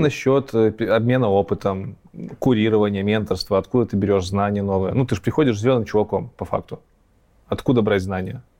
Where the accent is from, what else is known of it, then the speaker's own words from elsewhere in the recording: Belarus; я белорус